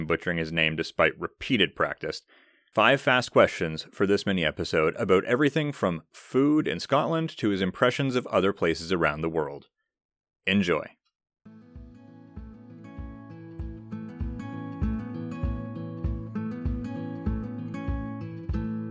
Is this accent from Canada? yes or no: yes; Wallaceburg, Ontario, Canada; I'm from Wallaceburg, but if you're looking for an actual place name, right down the road from us is Glencoe.